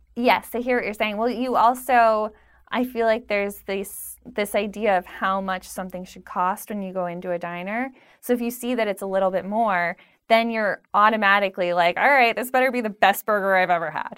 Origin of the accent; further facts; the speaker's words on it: Pennsylvania, United States; now in New York, United States; growing up in Pennsylvania